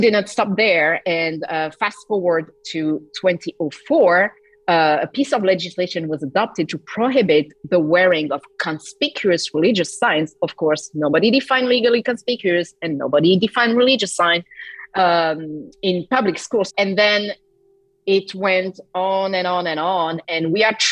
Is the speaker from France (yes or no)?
yes; France